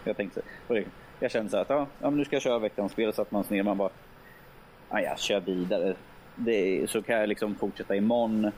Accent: Örebro, Örebro County, Sweden; som örebroare

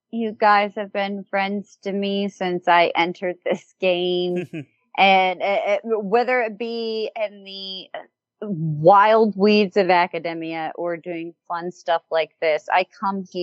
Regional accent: United States; as an American

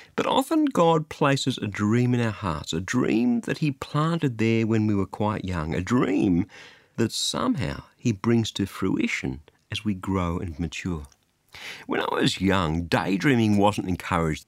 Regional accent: Australia; I'm an Australian

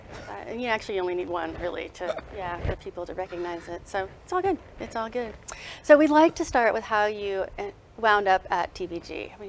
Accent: Dallas, Texas, United States; I was born here. I was actually born over the Presby over there.

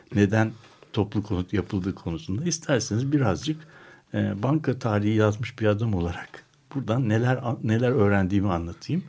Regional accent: Istanbul, Turkey; Ben doğrusu bir İstanbullu olarak

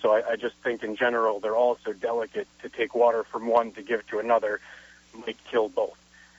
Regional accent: New England, United States; I'm from New England

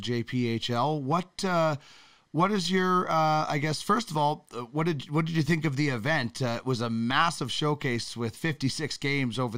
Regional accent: Brandon, Manitoba, Canada; you and I grew up playing in Brandon a little bit

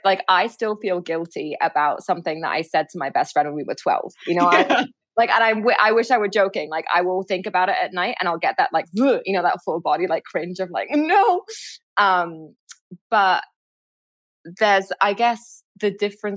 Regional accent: Cairo, Cairo Governorate, Egypt; I grew up in Cairo

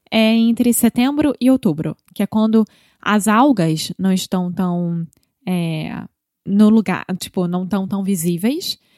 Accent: Rio de Janeiro, Brazil; Eu sou brasileira, carioca do Rio de Janeiro.

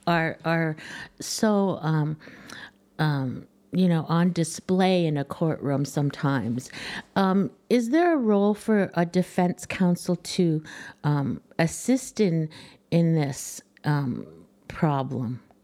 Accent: Canada

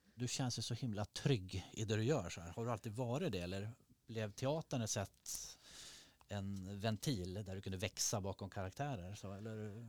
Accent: Norrland, Sweden; moved away; Jag som norrlänning

